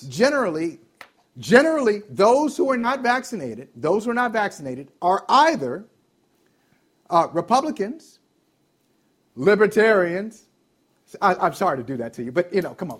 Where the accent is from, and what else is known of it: Ohio, United States; moved away